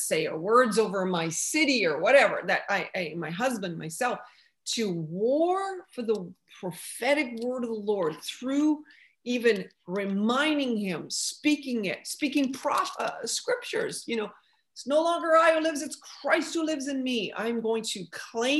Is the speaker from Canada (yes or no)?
yes; Canada; now in United States; being a Canadian, I'm in America now, but as a Canadian, you have to learn French.